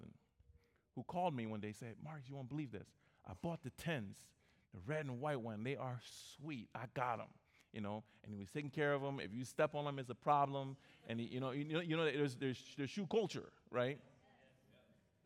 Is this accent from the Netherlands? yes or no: no; Liberia; now in United States; I went back to my home country, Liberia